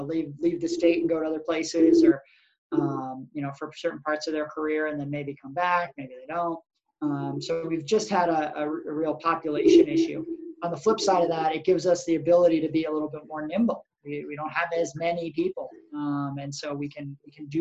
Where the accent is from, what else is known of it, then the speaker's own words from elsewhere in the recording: Massachusetts North Shore, United States; moved away as an adult; also born or lived in Vermont; now in Burlington, United States; I was born in Vermont, but grew up down in Massachusetts, actually, on the North Shore